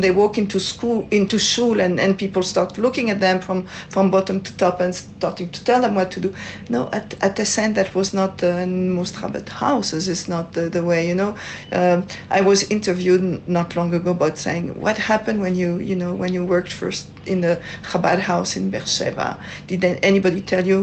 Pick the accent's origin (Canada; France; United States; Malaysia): France; accent: French; English is a second language; moved away as an adult; now in Israel; As you can hear from my accent, I'm from France